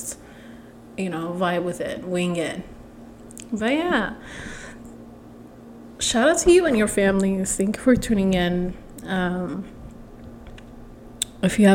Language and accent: English; Ethiopia; I'm from Ethiopia